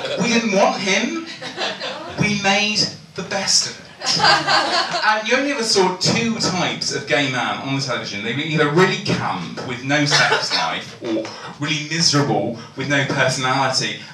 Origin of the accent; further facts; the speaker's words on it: Portsmouth, South East England, United Kingdom; I come from Portsmouth, so my formative years were obviously spent surrounded by seamen.